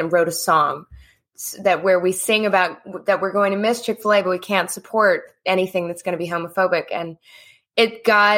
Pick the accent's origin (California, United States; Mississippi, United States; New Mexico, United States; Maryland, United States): Mississippi, United States; I grew up in Mississippi